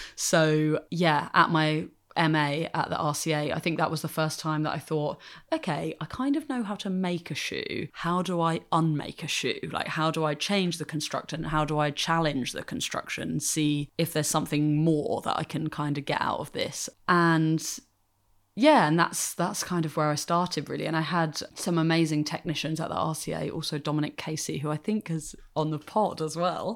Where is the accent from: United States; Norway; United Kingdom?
United Kingdom; Hampshire, South East England; I grew up in Hampshire in the south of England